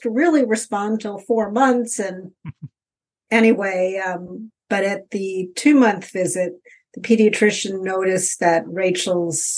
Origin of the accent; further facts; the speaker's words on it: Baltimore, Maryland, United States; moved away as an adult; also born or lived in Philadelphia / Atlanta; now in Boston, United States; I was born and raised in Baltimore, Maryland